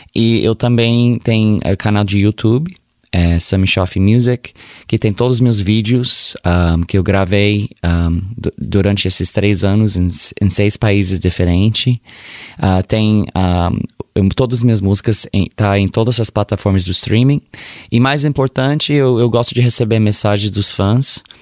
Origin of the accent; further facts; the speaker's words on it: Sacramento, California, United States; Portuguese is a second language; Meu pai era brasileiro, mas eu nasci em Sacramento, Califórnia